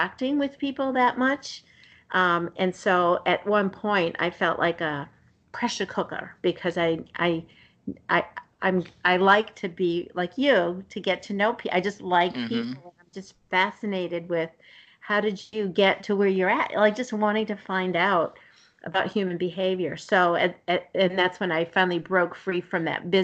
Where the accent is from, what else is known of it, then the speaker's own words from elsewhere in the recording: Somerville, Massachusetts, United States; I grew up in the city in Somerville, and so right outside of Boston